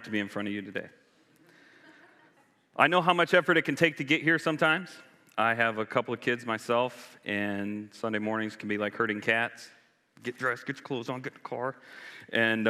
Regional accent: Florida, United States; now in Charlottesville, United States; I grew up in Florida.

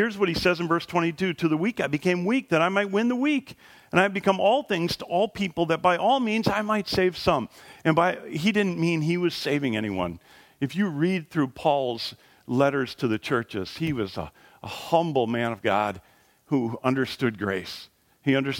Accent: Wisconsin, United States; I was born in Wisconsin

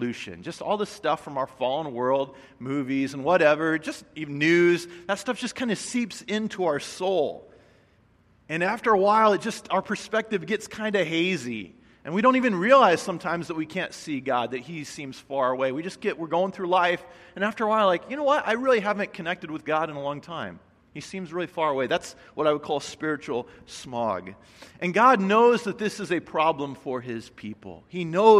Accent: Midwest, United States; moved away; I grew up in the Midwest

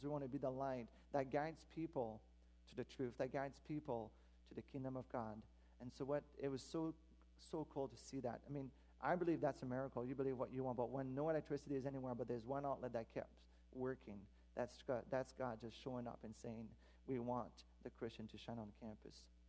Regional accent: Quebec, Canada; moved away; I'm from Quebec originally, so that my mom still lives there. Most of my family do.

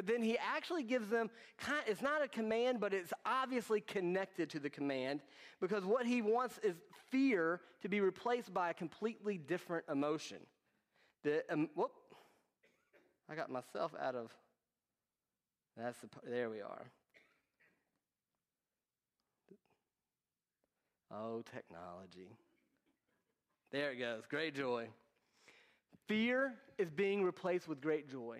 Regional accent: United States; growing up in America

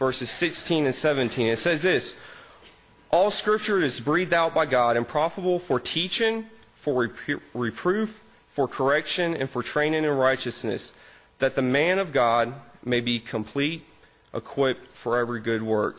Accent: Orange Park, Florida, United States; moved away as an adult; also born or lived in Graceville, Florida; I grew up in Orange Park, Florida, which is a suburb of Jacksonville, Florida

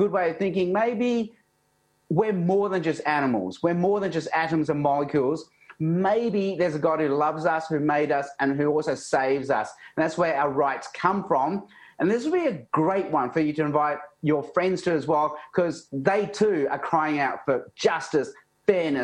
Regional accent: Sydney, New South Wales, Australia; also born or lived in Hong Kong / Darwin / Adelaide; was born in Hong Kong, but as a baby, my parents moved to Australia. We spent 2 years in Darwin. Back then, that was the only way you can get into Australia, through Darwin. There was the White Australia policy back then. Then 6 years in Adelaide, and almost the rest of my life in Sydney

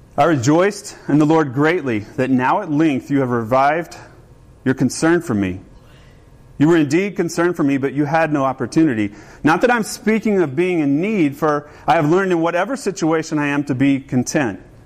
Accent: the South, United States; growing up in the South

